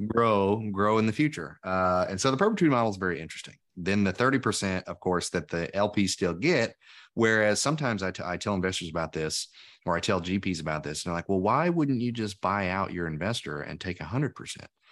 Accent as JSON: {"language": "English", "region": "Tennessee", "country": "United States", "said": "we're both from Tennessee"}